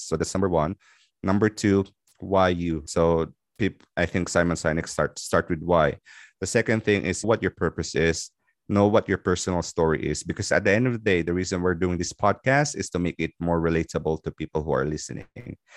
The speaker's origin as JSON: {"language": "English", "country": "Philippines", "moved": "as an adult", "lives_now": "Dubai, United Arab Emirates", "said": "I'm originally from the Philippines. So I moved in Dubai in two thousand ten"}